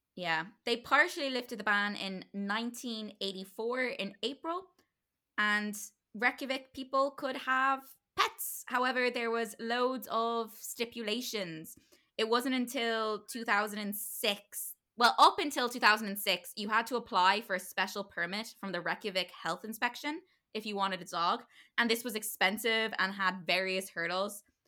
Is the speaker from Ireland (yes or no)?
yes; Ireland; we're Irish